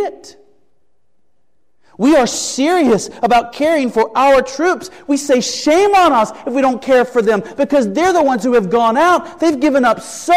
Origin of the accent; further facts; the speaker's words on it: United States; As American citizens